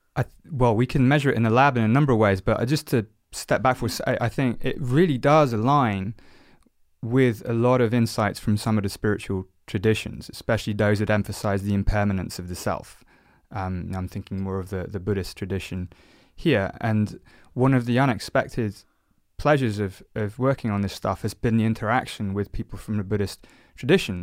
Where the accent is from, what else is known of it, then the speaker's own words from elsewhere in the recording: South Oxfordshire, South East England, United Kingdom; I grew up in South Oxfordshire, so not too far from where we are, where we are now, actually